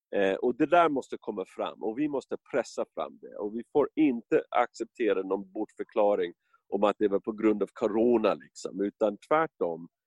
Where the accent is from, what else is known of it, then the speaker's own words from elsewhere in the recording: United States; Swedish is a second language; moved away as an adult; now in Stockholm, Sweden; när jag växte upp i USA på 60 70-talet